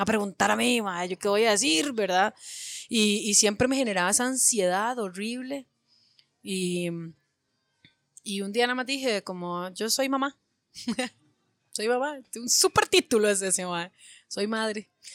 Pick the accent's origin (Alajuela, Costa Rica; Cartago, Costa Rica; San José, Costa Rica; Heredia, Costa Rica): Alajuela, Costa Rica; Alajuela me vio hacerme leña en la calle y me vio crecer